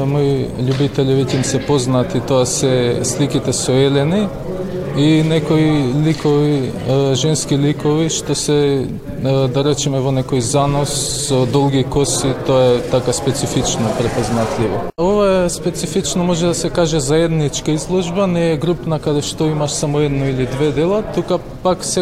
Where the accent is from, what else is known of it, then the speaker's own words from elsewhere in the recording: Skopje, North Macedonia; од Скопје уметник